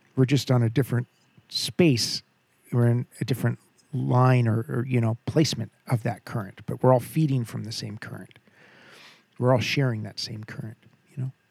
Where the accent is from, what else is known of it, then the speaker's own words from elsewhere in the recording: Southern California, United States; born and bred in Southern California